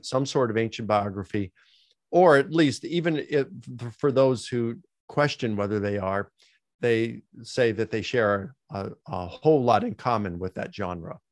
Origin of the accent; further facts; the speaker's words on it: Baltimore, Maryland, United States; I grew up in Baltimore, Maryland